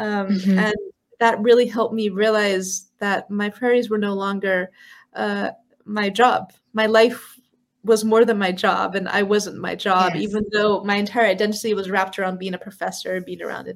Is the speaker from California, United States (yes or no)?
yes; San Francisco, California, United States; moved away as an adult; I grew up in San Francisco, California